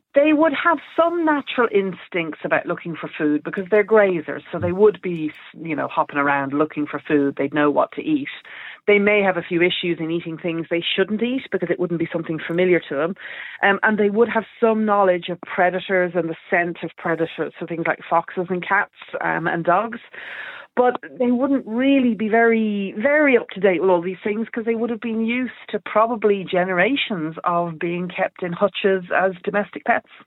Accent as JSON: {"language": "English", "country": "Ireland", "said": "us Irish people"}